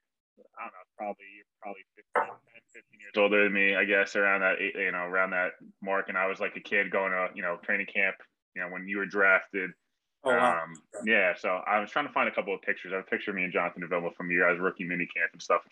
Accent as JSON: {"language": "English", "area": "Westchester", "region": "New York", "country": "United States", "said": "I'm from Westchester"}